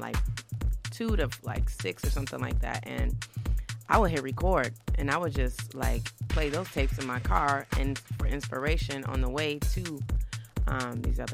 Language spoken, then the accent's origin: English; Midwest, United States; I'm from the Midwest, and particularly the I-94, I like to call it the Nile River. You know, it was just from Chicago to Detroit